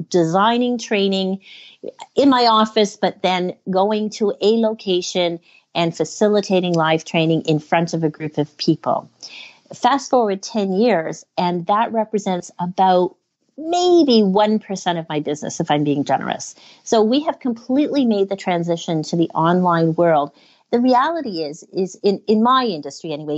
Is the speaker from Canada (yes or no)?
yes; Canada; I'm from Canada